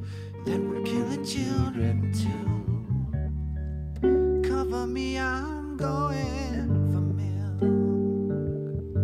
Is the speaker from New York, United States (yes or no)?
yes; Albany, New York, United States; also born or lived in Plattsburgh / Hudson Falls / Fort Lauderdale / Miami Beach; I grew up in Albany, New York. I may have been born in Plattsburgh, New York, but then we moved. Well, we moved to Hudson Falls, then we moved to Fort Lauderdale, Florida, Miami Beach, actually. Then we moved to Albany